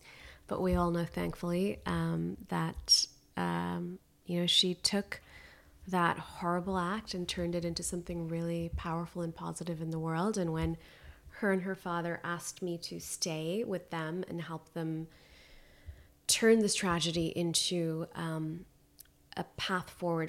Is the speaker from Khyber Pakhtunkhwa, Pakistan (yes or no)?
yes; Khyber Pakhtunkhwa, Pakistan; I stayed very connected to my home country and would go back and would continue to volunteer.